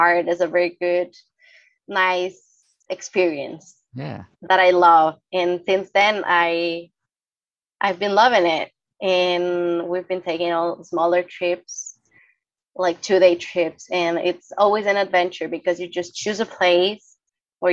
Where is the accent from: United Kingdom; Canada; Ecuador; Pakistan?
Ecuador; Quito, Pichincha; I am from Quito.